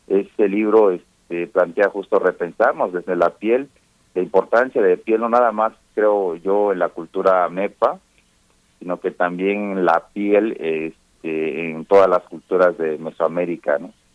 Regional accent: La Montaña region of Guerrero, Mexico; la región de donde yo soy, que es eh, la región de la montaña de Guerrero

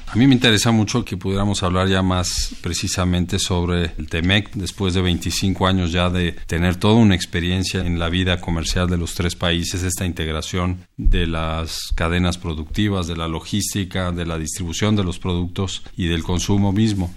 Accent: Mexico; nuestro país

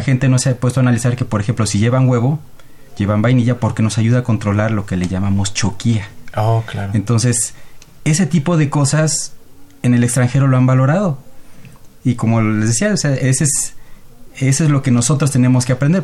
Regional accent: Mexico; como mexicanos

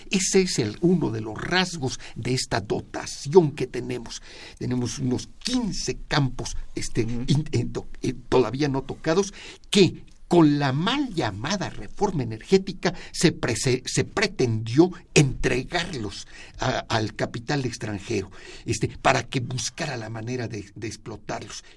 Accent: Mexico; como mexicanos

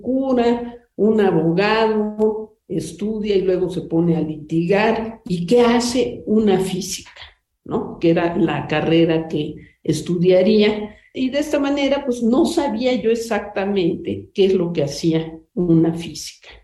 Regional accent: Puebla, Mexico; also born or lived in Yucatán; yo soy yucateca, pero viví toda mi infancia y juventud en Puebla

